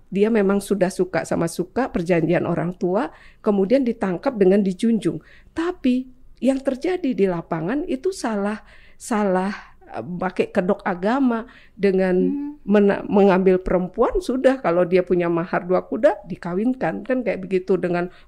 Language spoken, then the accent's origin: Indonesian; Bali, Indonesia; saya sampaikan bicara budaya dari pengalaman saya, saya orang Bali.